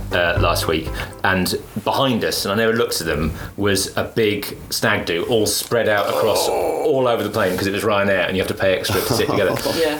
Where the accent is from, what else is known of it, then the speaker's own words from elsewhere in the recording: United Kingdom; there was a moment as a British person, of pride